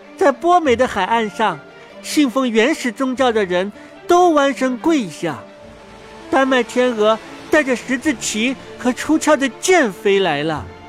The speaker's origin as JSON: {"language": "Chinese", "town": "Shenzhen", "region": "Guangdong", "country": "China", "tie": "born or raised there", "said": "我出生在深圳"}